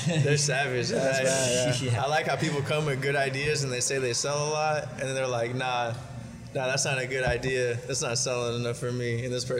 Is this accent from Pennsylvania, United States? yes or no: no; San Diego, California, United States; and I'm from San Diego. This is like rich kids, you know what I mean? Yeah. And I'm from like San Ysidro, San Diego. So like San Ysidro, IB, all that.